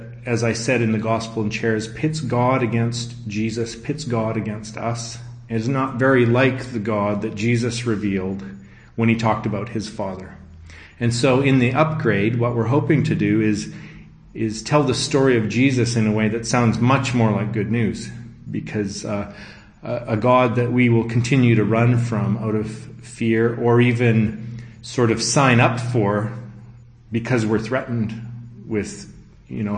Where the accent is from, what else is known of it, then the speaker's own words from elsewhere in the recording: Abbotsford, British Columbia, Canada; I'm from Abbotsford, British Columbia, Canada, and I'm based there